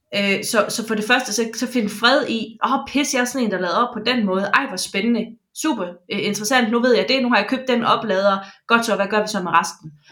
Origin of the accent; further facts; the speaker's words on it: Jutland, Denmark; Jeg er jyde